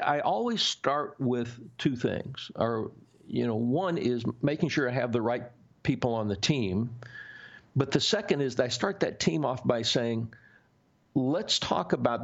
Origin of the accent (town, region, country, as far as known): the South, United States; born or raised there